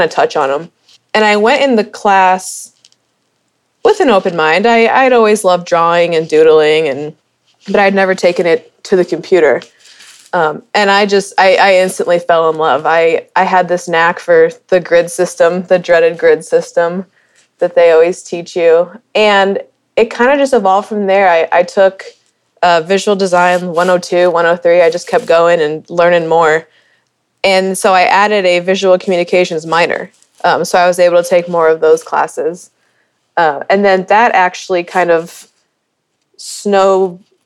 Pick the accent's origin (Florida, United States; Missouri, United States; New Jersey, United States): Missouri, United States; St. Louis; moved away as an adult; also born or lived in Chicago / Dallas; now in Kansas City, United States; Grew up in St. Louis